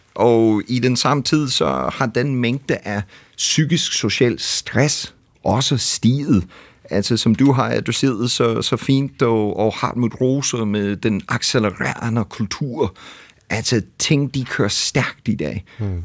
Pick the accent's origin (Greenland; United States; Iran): United States; Danish is a second language; now in Denmark; jeg kommer fra USA